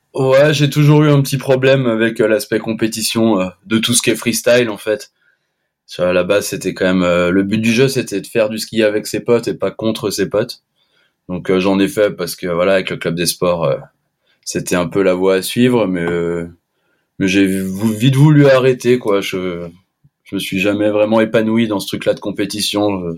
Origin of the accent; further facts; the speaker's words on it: La Clusaz, Auvergne-Rhône-Alpes, France; je suis de l'Aclusa, j'ai grandi à l'Aclusa